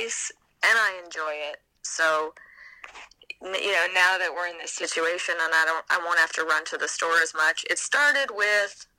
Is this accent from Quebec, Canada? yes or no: no; Vancouver, British Columbia, Canada; moved away as an adult; now in Alabama, United States; I moved back to my hometown of Vancouver